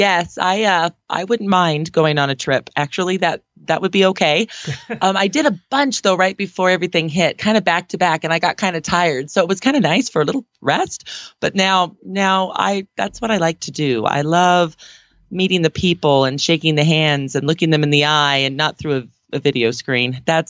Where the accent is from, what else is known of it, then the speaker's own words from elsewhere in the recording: Aurora, Colorado, United States; from Aurora, Colorado.